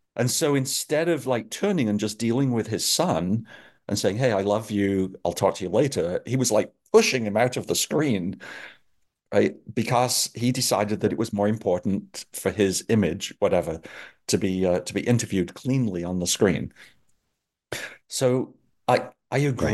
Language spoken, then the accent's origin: English; England, United Kingdom; I'm from England